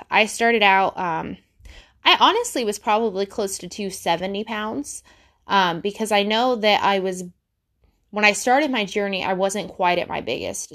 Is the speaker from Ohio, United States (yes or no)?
yes; Ohio, United States; I'm from Ohio.